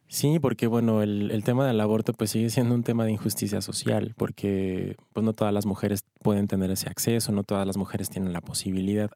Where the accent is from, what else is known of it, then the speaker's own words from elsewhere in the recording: Ciudad Juárez, Chihuahua, Mexico; now in Mexico City, Mexico; Yo soy de Ciudad Juárez, de Chihuahua.